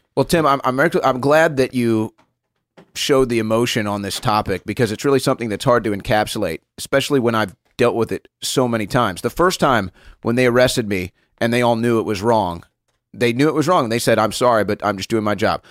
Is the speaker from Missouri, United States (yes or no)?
yes; St. Louis, Missouri, United States; Saint Louis, Missouri, my hometown